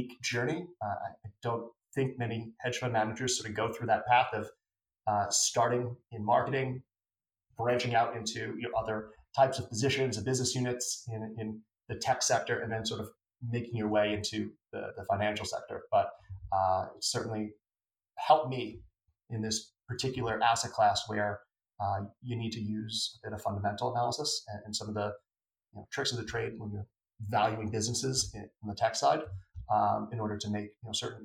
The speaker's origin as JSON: {"language": "English", "town": "New York City", "region": "New York", "country": "United States", "tie": "born or raised there", "also_born_or_lived": "Boston", "said": "I grew up in Bronx, New York, typical blue collar family"}